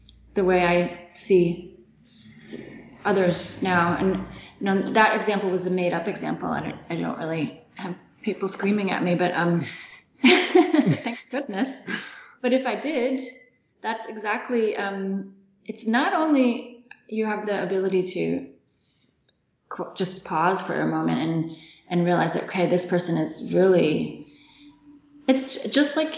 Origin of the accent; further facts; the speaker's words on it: United States; now in Germany; I'm American